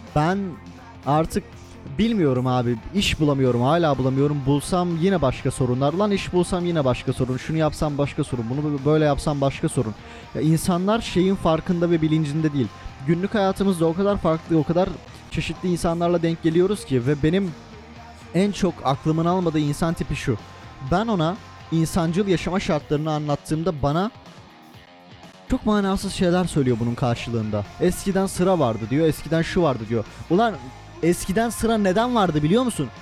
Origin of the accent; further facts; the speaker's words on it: Turkey; Almanya'da ben Türk'üm